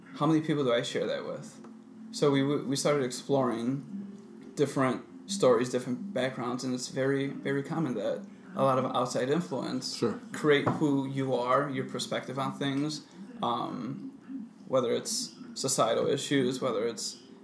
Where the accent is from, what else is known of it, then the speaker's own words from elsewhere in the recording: Puerto Rico; born there; Even though I was born in Puerto Rico, heavy Afro influence.